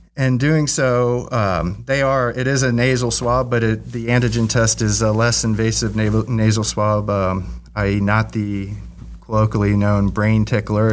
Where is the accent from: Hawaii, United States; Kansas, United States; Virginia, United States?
Virginia, United States; Virginia Beach; moved away; I grew up in Virginia Beach